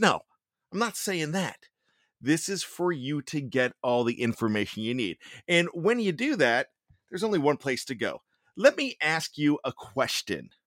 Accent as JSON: {"language": "English", "town": "Johnstown", "region": "Pennsylvania", "country": "United States", "accent": "Yinzer", "said": "I've got my pseudo Yinzer accent that I like to bust in every once in a while because I am from Western Pennsylvania, Johnstown, P A."}